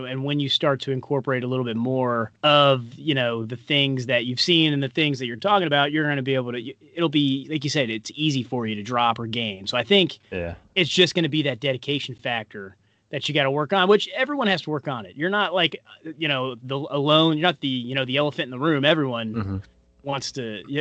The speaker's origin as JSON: {"language": "English", "town": "Paducah", "region": "Kentucky", "country": "United States", "tie": "born or raised there", "said": "my hometown in Paducah, Kentucky"}